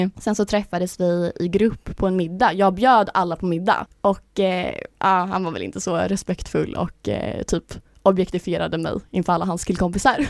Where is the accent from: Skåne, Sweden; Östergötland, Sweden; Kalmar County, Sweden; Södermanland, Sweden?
Östergötland, Sweden; Linköping; moved away as an adult; now in Stockholm, Sweden; jag är ju från Linköping egentligen yeah. så jag har ju alltså, min familj där nere